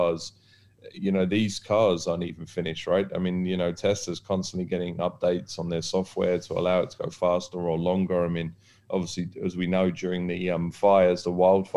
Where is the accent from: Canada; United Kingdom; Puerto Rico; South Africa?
United Kingdom; now in Dubai, United Arab Emirates; being British